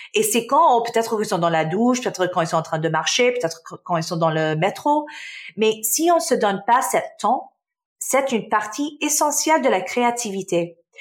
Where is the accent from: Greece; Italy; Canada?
Canada; also born or lived in Damascus, Syria; Je suis euh, née en Syrie, en Damas, donc je suis syrienne. Ma famille, euh, on a déménagé au Canada euh, quand j'avais six ans, dans les années euh, quatre, dans les 1990. et oui, j'ai passé mon enfance donc au Canada